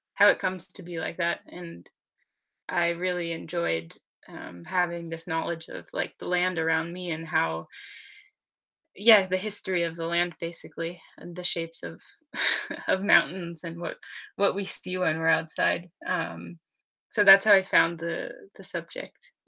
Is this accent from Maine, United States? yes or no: yes; Maine, United States; moved away as an adult; also born or lived in Maritime Alps, France; now in France; I'm from Maine in the US